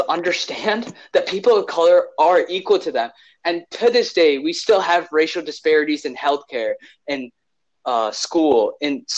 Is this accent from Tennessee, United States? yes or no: no; Illinois, United States; We're all from Illinois.